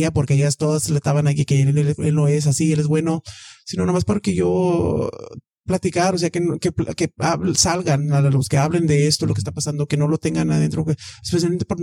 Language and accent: Spanish; Mexico; soy mexicana, este, o sea, de aquí ya no